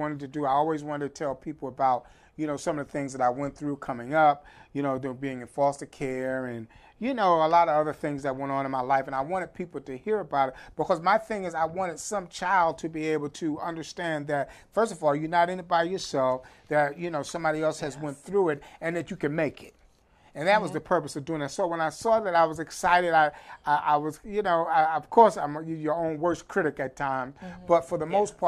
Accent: New York, United States; growing up in New York

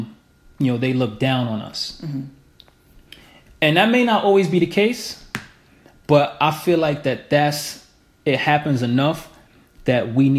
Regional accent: United States; I'm American.

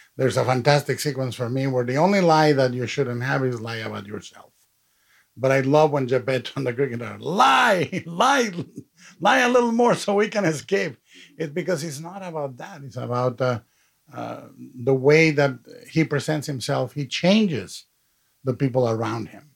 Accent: Mexico; i've been supporting the stop motion movement in, in my hometown in mexico to this day

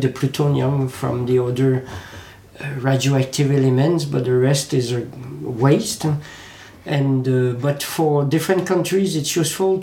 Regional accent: Quebec, Canada; English is a second language; now in France; Quebec, my native country, because I live in France since 20 years, but I'm native from Quebec, Canada

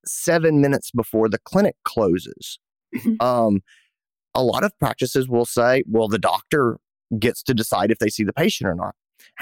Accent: Greenville, South Carolina, United States; here in my hometown, Greenville, South Carolina

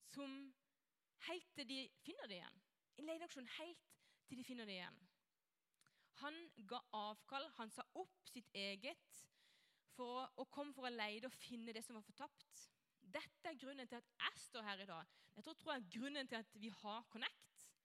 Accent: Norway; jeg er kristen, kommer fra Norge.

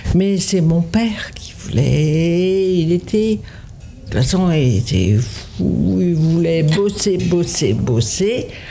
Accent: Sardinia, Italy; French is a second language; also born or lived in Rome / Lorraine; now in Montreuil, France; je suis née en Sardaigne, à Oussana

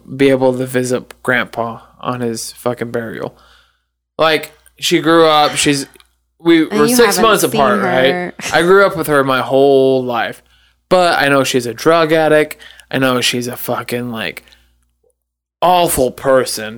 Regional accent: the South, United States; I grew up in the South

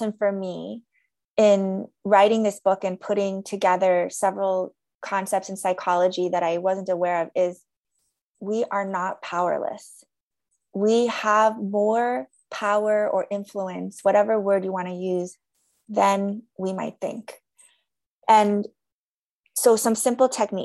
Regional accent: United States; I'm Korean American

